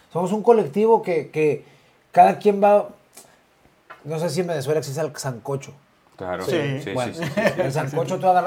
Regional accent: Mexico; es, es una un paso importante para nosotros como mexicanos venir y, posicionar nuestro nombre, nuestro, nuestra música en un país que habla español y está en Europa.

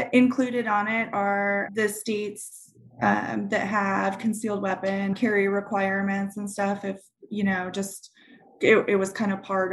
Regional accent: Montana, United States; I grew up in Montana

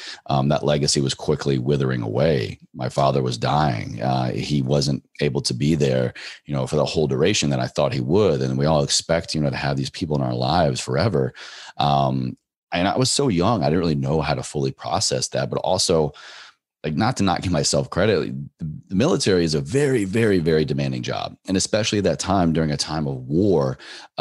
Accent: Virginia, United States; drove back home to my home state of Virginia

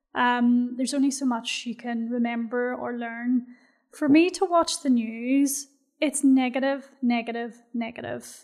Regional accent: Belfast, Northern Ireland, United Kingdom; moved away as an adult; now in Bahrain

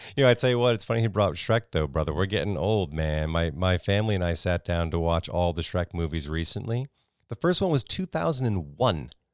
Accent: Connecticut, United States; moved away as an adult; also born or lived in New York; now in Texas, United States; I grew up in Connecticut, and I moved down to Texas from New York

